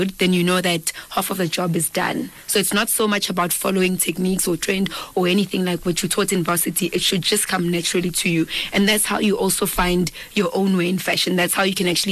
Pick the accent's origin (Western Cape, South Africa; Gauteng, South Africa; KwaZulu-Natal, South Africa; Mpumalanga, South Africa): Mpumalanga, South Africa; Dennilton; now in Pretoria, South Africa; I am from Denilton, Mpumalanga. I'm from a village called Ndwani, and to be more specific, Lesehleng.